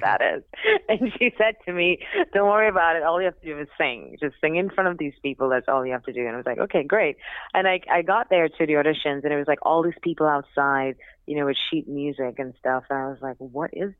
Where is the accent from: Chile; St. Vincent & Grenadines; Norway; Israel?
St. Vincent & Grenadines; also born or lived in Trinidad / Australia / England / Manhattan, United States; now in New York, United States; I'm originally from Trinidad, but grew up in St. Vincent, lived in Australia, lived in England for a little bit a few years ago, and I'm currently living in Manhattan